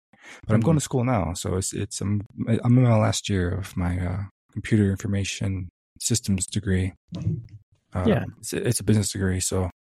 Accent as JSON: {"language": "English", "region": "Michigan", "country": "United States", "tie": "born or raised there", "moved": "yes", "said": "So where I was raised was basically back in Michigan and born and raised back in Michigan."}